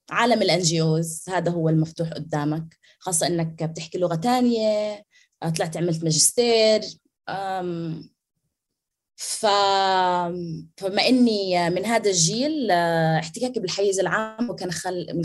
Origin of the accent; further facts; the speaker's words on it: Nablus, West Bank, Palestine; انا طول عمري بتعرف فلسطينيه بس على اساس اني نابلسيه على اهل ابوي اوكي بس